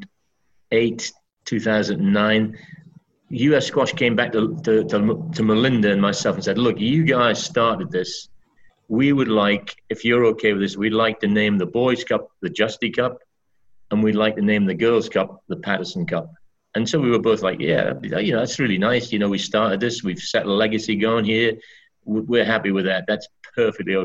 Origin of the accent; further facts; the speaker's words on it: Berwick-upon-Tweed, North East England, United Kingdom; moved away as an adult; also born or lived in Birmingham; my hometown of Berwick